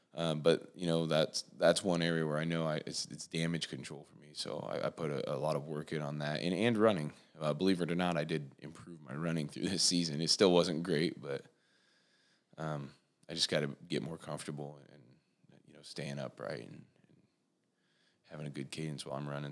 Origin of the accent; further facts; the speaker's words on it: Warsaw, Indiana, United States; I was born here in Warsaw, and I, um, actually went to school just outside of Warsaw